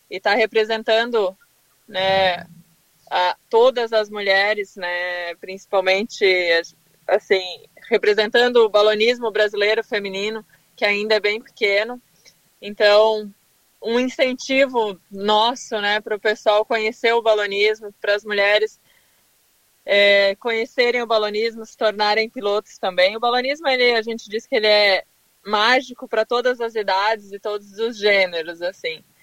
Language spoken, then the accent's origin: Portuguese; Torres, Rio Grande do Sul, Brazil; Eu sou de Torres, uma cidade no sul do, do Brasil, no Rio Grande do Sul, onde tem um festival de balonismo já há 35 anos. Então eu nasci, cresci vendo os balões, assim, né?